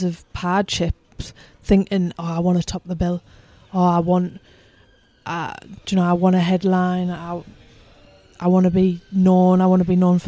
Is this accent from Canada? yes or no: no; United Kingdom; I'm British